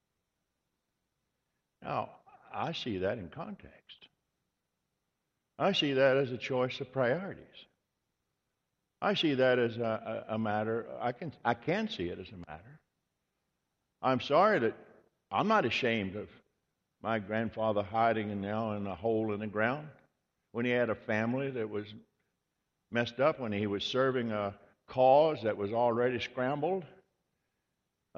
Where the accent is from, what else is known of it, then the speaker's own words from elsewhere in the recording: Virginia, United States; I was born in Virginia